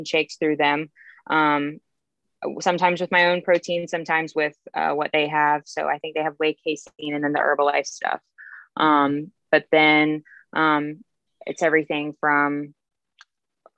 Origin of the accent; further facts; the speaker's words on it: James Island, South Carolina, United States; also born or lived in Columbia, South Carolina; I'm from here. Yes. I'm from James Island.